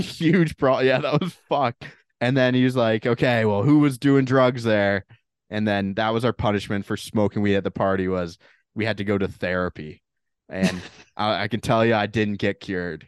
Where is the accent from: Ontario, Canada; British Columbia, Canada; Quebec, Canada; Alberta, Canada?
Ontario, Canada; Toronto; Canadian kid going to American school